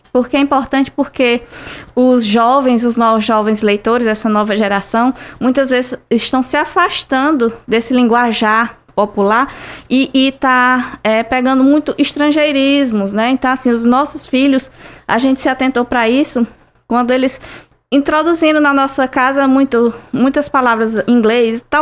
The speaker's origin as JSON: {"language": "Portuguese", "town": "Tauá", "region": "Ceará", "country": "Brazil", "tie": "born or raised there", "also_born_or_lived": "Tianguá", "said": "Eu sou de Tianguá, mas eu vi muito minha infância, foi quase toda no sertão dos Inhamuns, em Tauá, então eu vi muito essa parte da seca"}